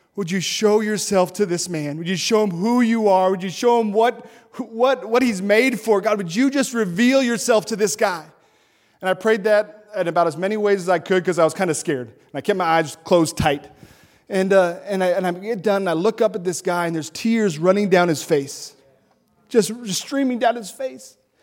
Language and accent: English; Montana, United States; moved away; I'm from Montana. Uh, the city I grew up in was ninety-seven percent white.